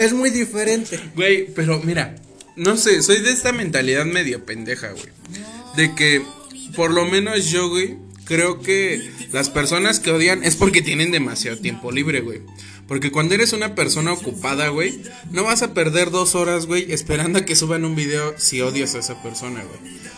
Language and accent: Spanish; Mexico City, Mexico; los chilangos, güey, si metemos todo en un bolillo